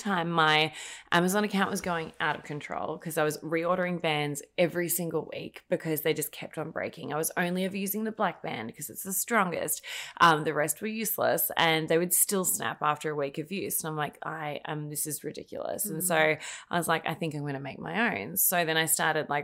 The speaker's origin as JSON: {"language": "English", "country": "Australia", "moved": "as an adult", "lives_now": "United States", "said": "I'm Australian, in case you can't tell by my very subtle accent."}